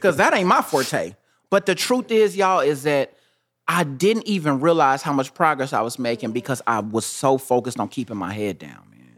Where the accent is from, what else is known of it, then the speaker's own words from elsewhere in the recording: Kansas City, United States; I'm from Kansas City